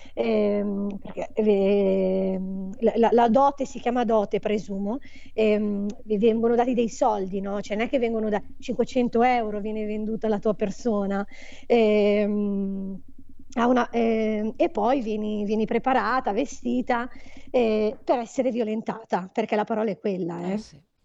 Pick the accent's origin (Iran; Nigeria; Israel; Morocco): Morocco; Agadir, Souss-Massa; moved away; also born or lived in Settimo Milanese, Italy; noi siamo di Agadir